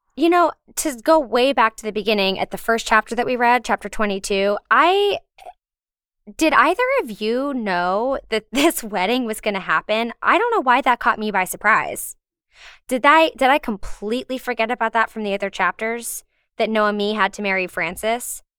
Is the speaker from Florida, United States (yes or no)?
no; Richmond, Virginia, United States; moved away as an adult; also born or lived in Philadelphia; now in New York, United States; I grew up in Richmond, Virginia